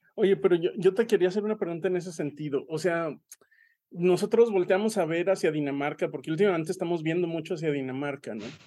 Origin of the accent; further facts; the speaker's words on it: Aguascalientes, Mexico; now in Saltillo, Mexico; yo soy de Aguascalientes y en Aguascalientes somos muy persinados